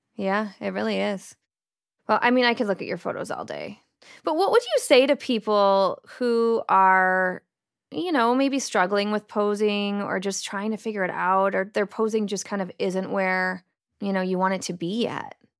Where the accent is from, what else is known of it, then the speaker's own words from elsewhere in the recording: United States; accent: American; my American accent.